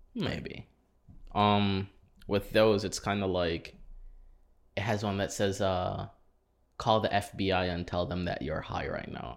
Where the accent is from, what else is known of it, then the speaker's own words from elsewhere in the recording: St. Kitts & Nevis; also born or lived in Saint Croix, US Virgin Islands; now in United States; I'm from, born in, born in Saint Croix, raised in Saint Kitts.